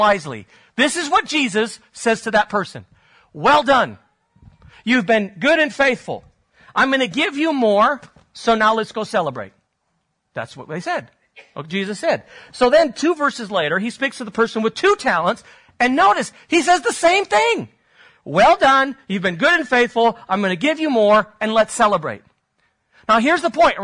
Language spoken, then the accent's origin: English; Spain; moved away; I grew up in Spain